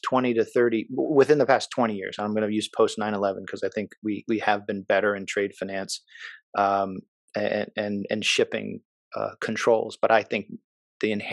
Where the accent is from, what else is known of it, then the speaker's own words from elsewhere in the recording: Maryland, United States; moved away; I grew up in Maryland